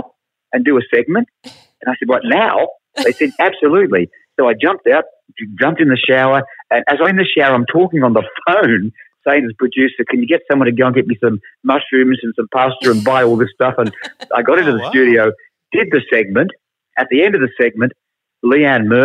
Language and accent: English; Sydney, New South Wales, Australia; moved away as an adult; now in Melbourne, Australia; I was born in Sydney. I didn't come to Melbourne until I did a TV series called The Box